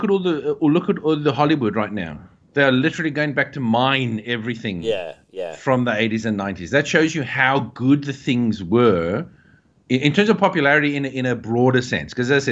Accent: South Africa; growing up in South Africa, growing up in the 90s or like mid to late 80s

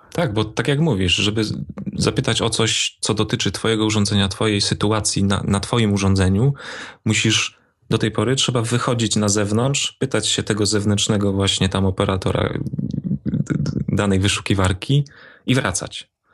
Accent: Opole Voivodeship, Poland; accent: Silesian; bo tu się wychowałem, więc też mam takie naleciałości

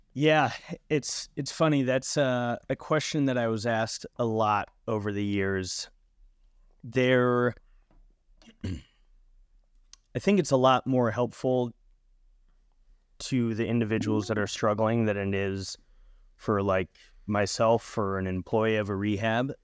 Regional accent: Lake Arrowhead, California, United States; my hometown in Southern California in Lake Arrowhead

